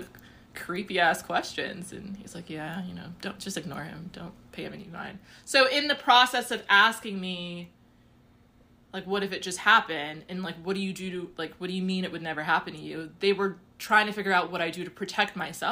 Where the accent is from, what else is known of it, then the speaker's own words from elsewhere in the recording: United States; I'm from the States, I'm African-American.